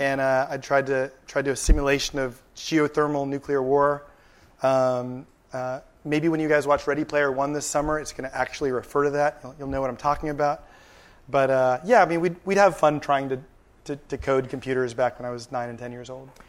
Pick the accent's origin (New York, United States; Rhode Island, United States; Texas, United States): Texas, United States; San Antonio; now in California, United States; I grew up in San Antonio, Texas. I spent about seven years there